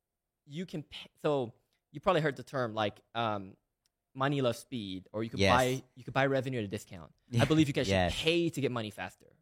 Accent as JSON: {"language": "English", "country": "Malaysia", "tie": "born or raised there", "moved": "as an adult", "lives_now": "United States", "said": "I was born and raised in Malaysia. I moved to the U.S. Actually, yesterday was my official 10 years in America."}